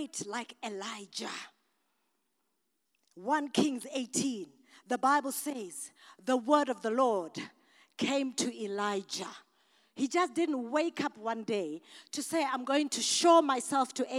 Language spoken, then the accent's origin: English; Masvingo, Zimbabwe; I'm African from Mashingo